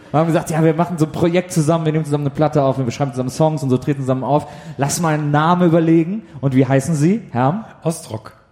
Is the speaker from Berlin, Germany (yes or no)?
no; Cologne, North Rhine-Westphalia, Germany; Ich bin Kölner.